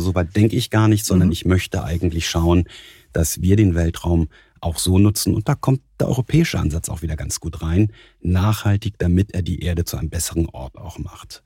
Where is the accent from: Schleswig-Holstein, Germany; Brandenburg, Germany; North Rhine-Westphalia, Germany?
Schleswig-Holstein, Germany; Husum; moved away as an adult; also born or lived in Kiel / Stuttgart; now in Munich, Germany; seit meinen Kindheitstagen als Norddeutscher in Kiel, auf Kiel gelegt, in Husum aufgewachsen